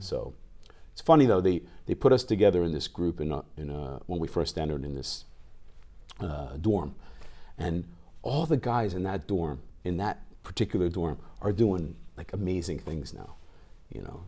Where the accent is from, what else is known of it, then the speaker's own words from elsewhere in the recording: New Jersey, United States; moved away as an adult; also born or lived in New York; now in Japan; I grew up in South Jersey, near Philadelphia, right outside of Philly